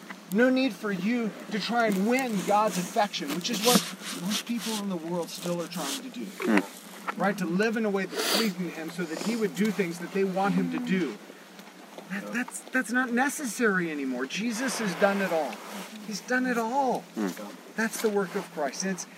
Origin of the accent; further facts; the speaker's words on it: Georgia, United States; I grew up in Georgia. If you hear me talk long enough, you'll hear me use y'all.